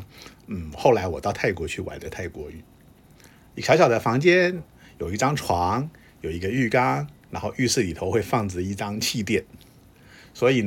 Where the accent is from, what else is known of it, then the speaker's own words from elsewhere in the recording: Japan; Chinese is a second language; 当然过程中还是有常常被人家店家认出来我是日本人而被请出来的状况。